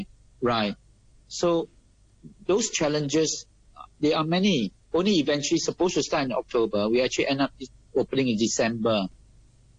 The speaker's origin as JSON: {"language": "English", "country": "Singapore", "moved": "as an adult", "lives_now": "Hong Kong", "said": "I'm a Singaporean"}